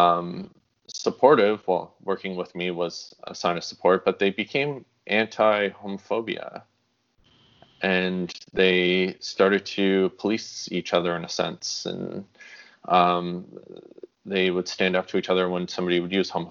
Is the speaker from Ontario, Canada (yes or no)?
yes; Sudbury, Ontario, Canada; moved away; I'm originally from Sudbury, Ontario, so Northern Ontario. And I moved back there